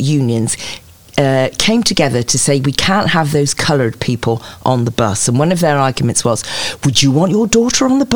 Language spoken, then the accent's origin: English; rural Cotswolds, South West England, United Kingdom; also born or lived in Clifton, Bristol / Leeds; We're in the rural Cotswolds